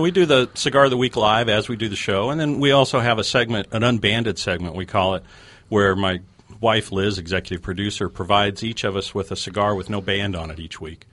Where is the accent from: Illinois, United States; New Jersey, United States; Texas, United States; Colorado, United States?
Colorado, United States; moved away; I grew up in Colorado, uh, fly fishing out there.